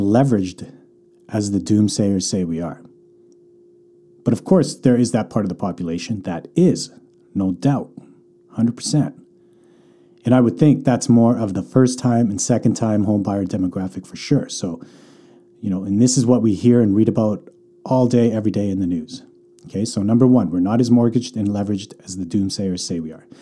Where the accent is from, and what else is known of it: Calgary, Alberta, Canada; born or raised there; now in Vancouver, Canada